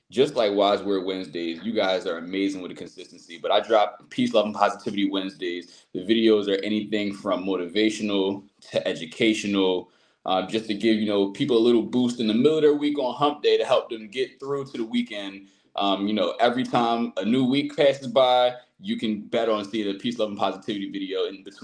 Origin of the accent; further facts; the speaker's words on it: Philadelphia, Pennsylvania, United States; growing up, Philadelphia, I'm from Southwest Philadelphia